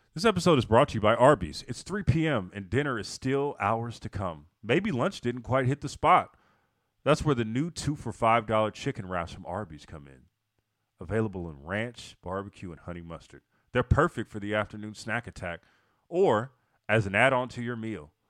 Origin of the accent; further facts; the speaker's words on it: Oakland, California, United States; I'm in the Bay and I'm in, I'm from Oakland